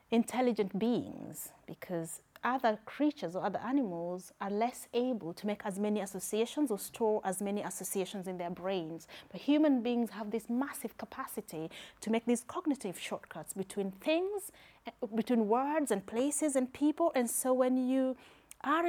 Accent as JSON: {"language": "English", "country": "Kenya", "accent": "Kenyan", "moved": "yes", "lives_now": "United Kingdom", "said": "I am Kenyan"}